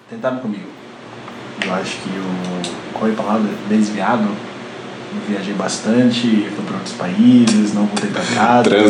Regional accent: United States; Portuguese is a second language; Enfim, eu sou americano sem classe, então eu não vou conseguir lembrar.

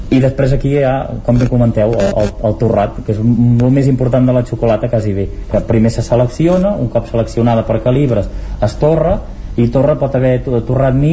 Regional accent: Sant Pau de Segúries, Catalonia, Spain; also born or lived in Barcelona / New York

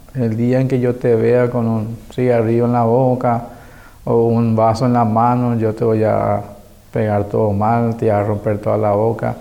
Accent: Asunción, Paraguay; Crecí en Asunción

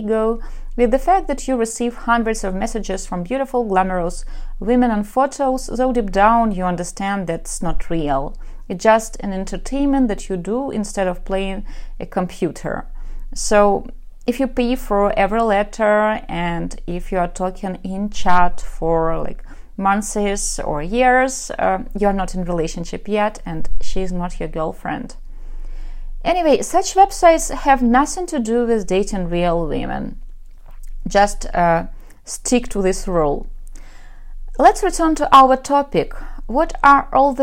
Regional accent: Ukraine; accent: Russian; English is a second language; I am from Ukraine.

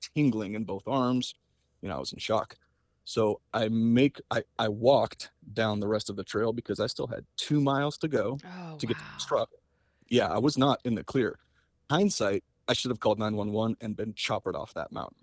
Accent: Southwest, United States; I'm from the Southwest

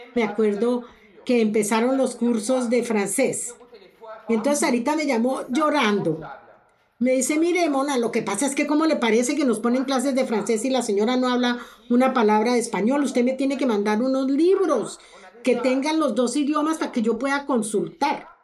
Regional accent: Colombia; moved away as an adult; now in Canada; Yo soy colombiana, yo viví toda mi juventud en Colombia, yo estudié en Colombia

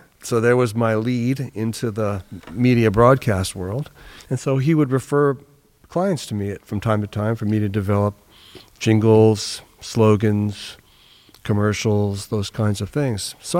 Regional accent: New York, United States; now in California, United States; after I came to California from New York, from the East Coast, as a musician, professional musician

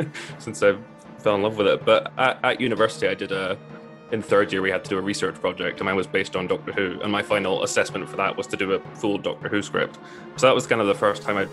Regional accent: North Berwick, Scotland, United Kingdom; now in Preston, United Kingdom; that's where I'm from, just outside Edinburgh

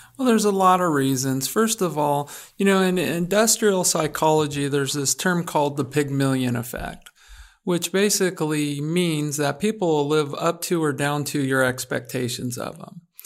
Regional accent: Oregon, United States; moved away as an adult; back to my home state

